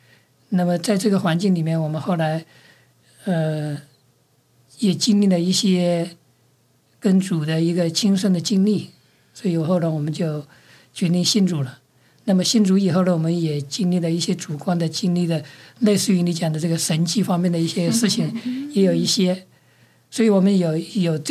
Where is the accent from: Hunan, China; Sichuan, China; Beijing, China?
Hunan, China; moved away as an adult; also born or lived in Australia; now in New Zealand; 我是出生在中国的湖南省，我在中国完成了这个十年的大学教育，一直读到博士，然后再去了澳洲，去了纽西兰，找到一份工作，就在纽西兰的一个大学里面教书，教了二十五年